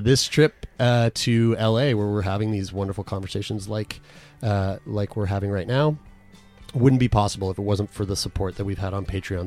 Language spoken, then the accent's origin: English; Canada; we're from Canada.